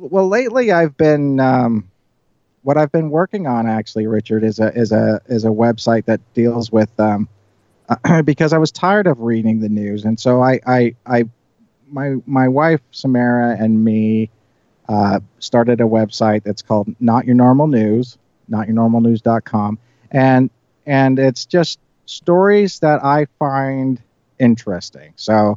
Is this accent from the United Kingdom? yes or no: no; Ireland; You know, as growing up in Ireland, you know, you always hear stories about leprechauns granting wishes